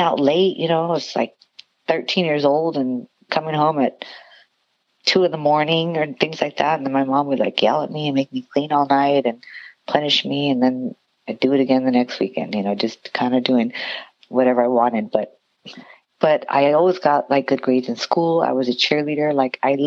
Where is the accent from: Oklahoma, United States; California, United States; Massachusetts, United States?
California, United States; Santa Fe Springs; moved away as an adult; also born or lived in Long Beach, California; now in Las Vegas, United States; I grew up in Santa Fe Springs, California